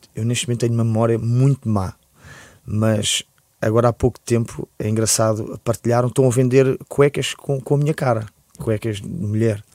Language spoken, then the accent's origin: Portuguese; Lisbon, Portugal; born or raised there